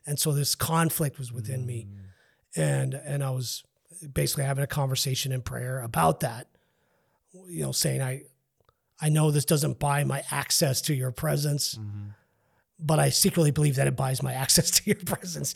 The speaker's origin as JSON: {"language": "English", "town": "El Paso", "region": "Texas", "country": "United States", "said": "I'm from Northeast"}